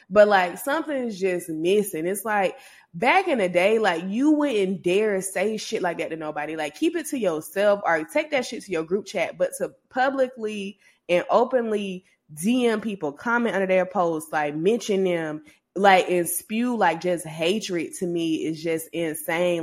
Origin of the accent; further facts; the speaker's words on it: Georgia, United States; I'm from Georgia